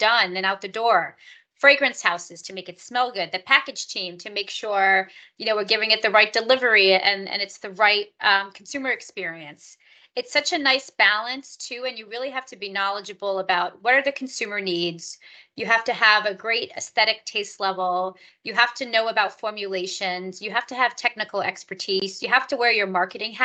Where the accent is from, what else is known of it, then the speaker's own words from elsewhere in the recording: New York, United States; I am from New York, and I went to school in New York